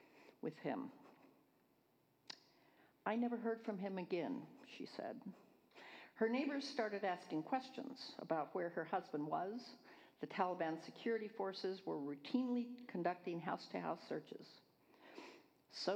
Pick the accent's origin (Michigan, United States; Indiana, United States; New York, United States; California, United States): California, United States; I'm from California, Northern and Southern California, all over the place